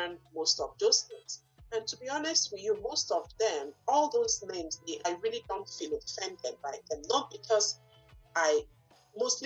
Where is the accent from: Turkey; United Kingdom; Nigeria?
Nigeria; English is a second language; moved away as an adult; now in Bangor, United States; I did not grow up here. I grew up in Nigeria